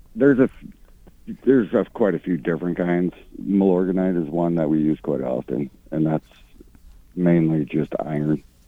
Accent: Sioux Falls, South Dakota, United States; moved away as an adult; now in Mankato, United States; I'm originally from Sioux Falls.

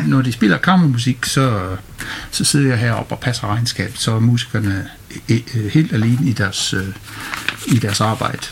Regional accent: United Kingdom; moved away as an adult; now in Randers, Denmark; Jeg kommer fra Storbritannien, øh, hvor jeg har studeret musik på universitet og direktion på konservatoriet

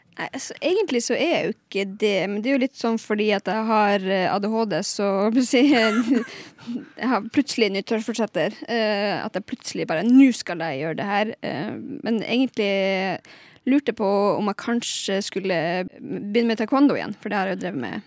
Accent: Lakselv, Finnmark, Norway; moved away; jeg har vært hjemme i Lakseelv

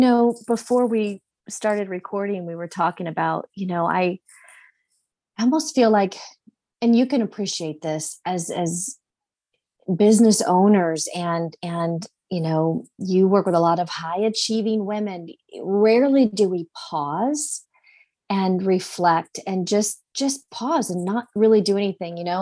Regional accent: Indianapolis, Indiana, United States; I'm from Indy, and so this is my home and my community

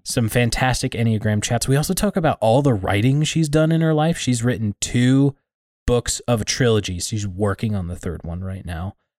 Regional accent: Iowa, United States; I grew up in Iowa, so the tornado alley

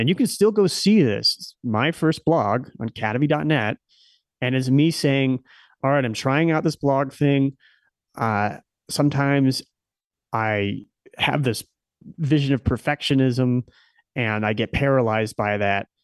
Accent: Nebraska, United States; moved away as an adult; also born or lived in Silicon Valley; I stayed pretty close. Um, to my hometown

